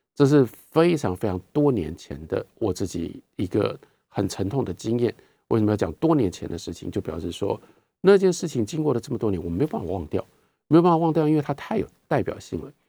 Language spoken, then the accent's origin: Chinese; Taiwan; 我们是台湾人